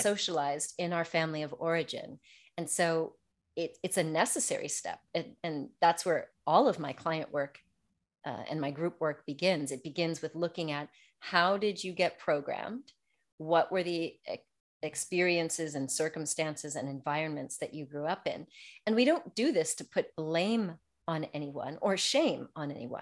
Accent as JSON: {"language": "English", "country": "United States", "tie": "born or raised there", "moved": "as an adult", "lives_now": "France", "said": "growing up in America"}